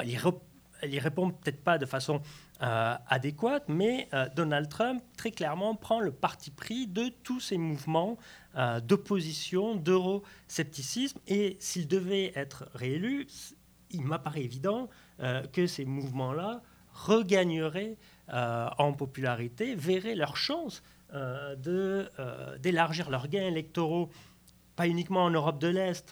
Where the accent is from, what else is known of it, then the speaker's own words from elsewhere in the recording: Lourdes, Occitania, France; J'ai grandi à Lourdes